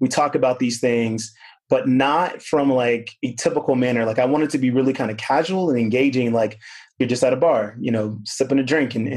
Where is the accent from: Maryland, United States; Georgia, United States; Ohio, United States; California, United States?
California, United States; Southern; moved away as an adult; also born or lived in Lynwood, California / North Carolina / Sydney, Australia; now in Austin, United States; I grew up in Southern California